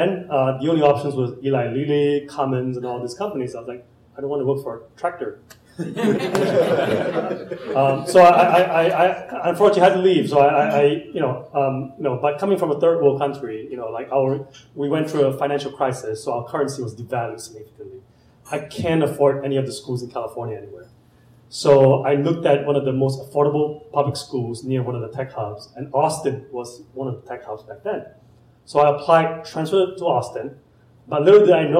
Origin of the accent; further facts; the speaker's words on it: Malaysia; moved away as an adult; also born or lived in San Francisco; now in Indianapolis, United States; I'm an immigrant from Malaysia. I came here with two suitcases